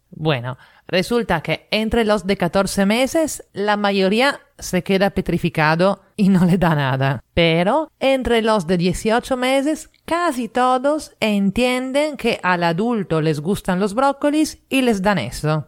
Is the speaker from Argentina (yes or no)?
no; Italy; now in Lima, Peru; italiana en Lima